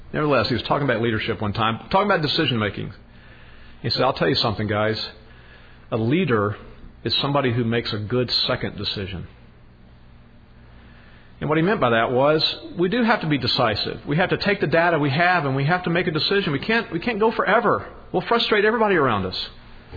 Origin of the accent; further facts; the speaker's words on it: Podunk, Texas, United States; moved away as an adult; We are these nobodies from Podunk, Texas